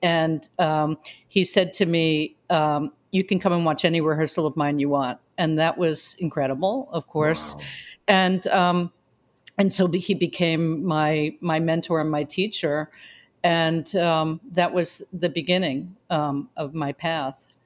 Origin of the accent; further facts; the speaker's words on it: New York City, New York, United States; I was born in the Bronx at Sarah Lawrence Hospital.